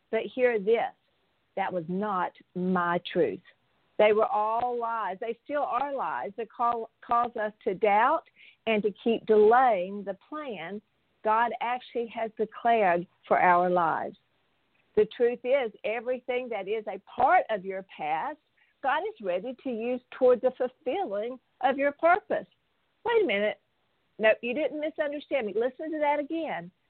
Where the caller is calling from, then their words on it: Phoenix, Maryland, United States; calling from Phoenix, Maryland.